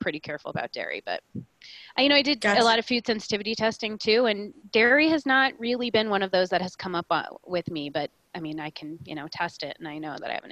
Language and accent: English; Colorado, United States; I was born and raised in Colorado, so I grew up with a very sort of holistic mindset